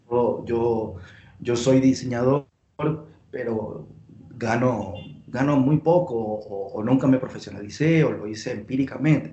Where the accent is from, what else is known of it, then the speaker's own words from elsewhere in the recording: Guayaquil, Guayas, Ecuador; moved away as an adult; now in Quito, Ecuador; yo soy de Guayaquil, de la costa de Ecuador